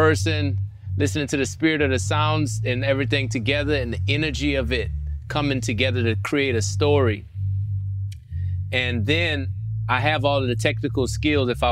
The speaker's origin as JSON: {"language": "English", "region": "Louisiana", "country": "United States", "said": "I'm from Louisiana"}